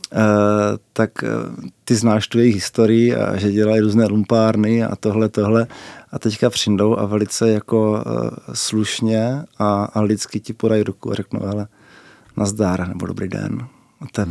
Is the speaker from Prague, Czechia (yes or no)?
no; Brno, South Moravian Region, Czechia; u nás v Bosanách jsou eh, čtyři spolky divadelní.